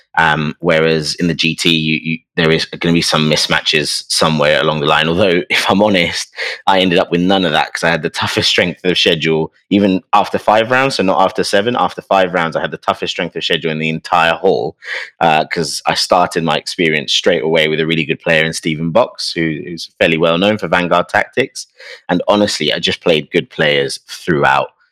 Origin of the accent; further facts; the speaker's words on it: London, United Kingdom; But I come from London